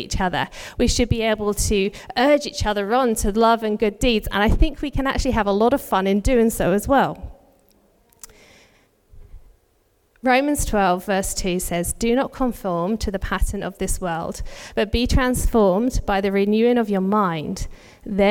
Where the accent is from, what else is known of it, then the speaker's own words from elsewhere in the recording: United Kingdom; now in Australia; If you can tell from my accent, I'm not originally from Australia. Our families are both back in the UK.